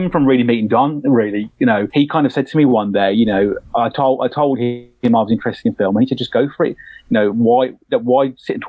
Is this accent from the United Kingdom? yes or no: yes; Birmingham, West Midlands, United Kingdom; moved away; I come from an area in the UK where there's probably not much going on in regards to the film industry and creative. You know, I'm from Birmingham, which is the second city in the UK